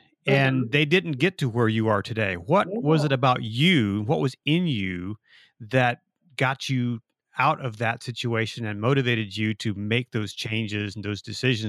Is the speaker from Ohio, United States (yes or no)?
yes; Ohio, United States; moved away as an adult; because I grew up in Ohio, I actually grew up in the Amish and Mennonite community.